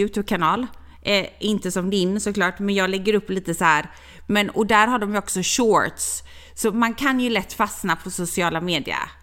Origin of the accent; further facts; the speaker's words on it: Gothenburg, Västra Götaland, Sweden; jag är från Göteborg